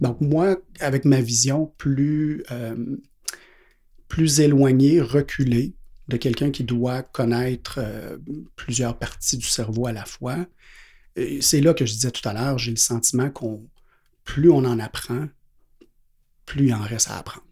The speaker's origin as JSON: {"language": "French", "town": "Quebec City", "region": "Quebec", "country": "Canada", "tie": "born or raised there", "said": "je viens de la ville de Québec"}